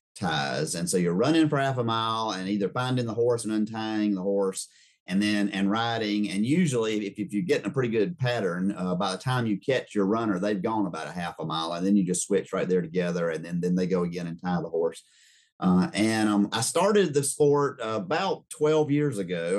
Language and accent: English; Rock Hill, South Carolina, United States; also born or lived in Charleston, South Carolina; I was born in 67 in Charleston, South Carolina, but moved in 69 to Rock Hill, South Carolina